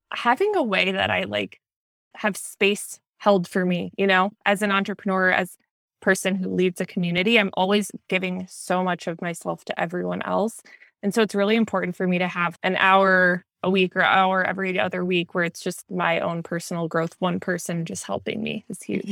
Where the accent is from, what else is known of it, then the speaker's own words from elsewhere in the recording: Minnesota, United States; now in Southern California, United States; I grew up in Minnesota